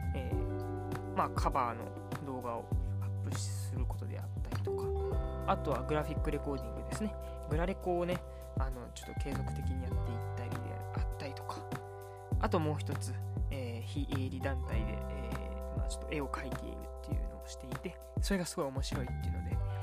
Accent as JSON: {"language": "Japanese", "region": "Kyoto", "country": "Japan", "tie": "born or raised there", "said": "一応僕もねあの京都出身のまあ関西人ということなんであのマクドというね民"}